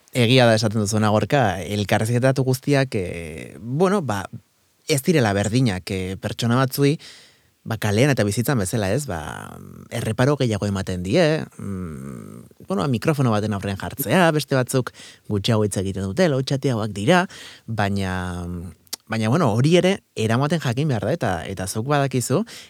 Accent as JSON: {"language": "Basque", "town": "San Sebastián", "region": "Basque Country", "country": "Spain", "tie": "born or raised there", "said": "ni hor jaiotako naizelako"}